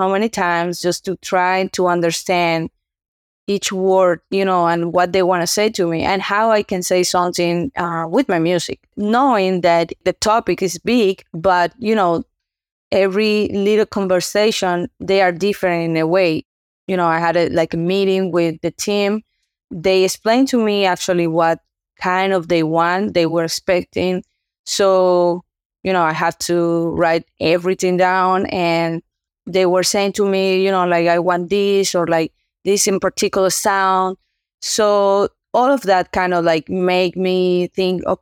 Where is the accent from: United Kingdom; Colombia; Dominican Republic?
Dominican Republic; Santo Domingo, Distrito Nacional; now in Boston, United States; I'm from Dominican Republic, Santo Domingo. That's my home. But I'm living currently here in U.S. in Boston